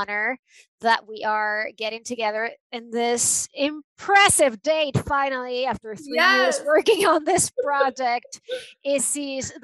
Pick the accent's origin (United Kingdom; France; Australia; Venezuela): Venezuela; moved away; I was born and raised in Venezuela